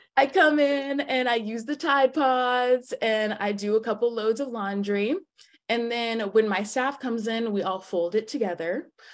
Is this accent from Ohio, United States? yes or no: no; Atlanta, Georgia, United States; I'm from Atlanta, Georgia